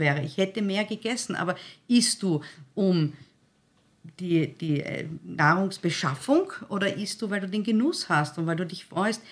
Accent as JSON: {"language": "German", "region": "Styria", "country": "Austria", "said": "Ich bin ein Steirerkind, ich bin eine halbe Steirerin"}